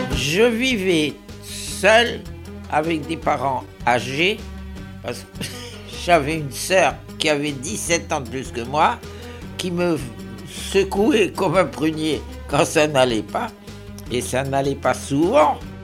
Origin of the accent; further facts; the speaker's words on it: Mostaganem Province, Algeria; Je suis né à Mostaganem